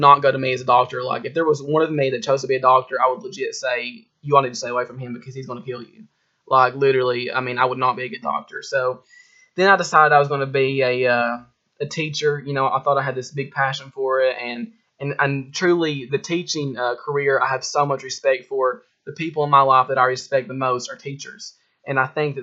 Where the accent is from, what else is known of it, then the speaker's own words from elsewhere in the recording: Harlan County, Kentucky, United States; I'm from Harlan County, Kentucky